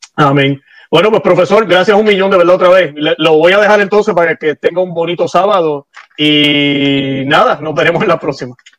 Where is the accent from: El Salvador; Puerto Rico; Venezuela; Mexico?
Puerto Rico; now in Florida, United States; vivo en Florida, nací en Puerto Rico